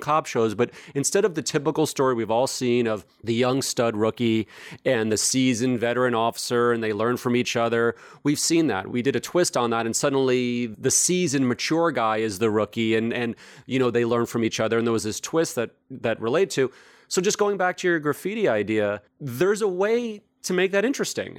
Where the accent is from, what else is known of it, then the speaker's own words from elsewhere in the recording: New York, United States; I grew up in New York, and frankly, growing up in growing up in New York in the 70s and 80s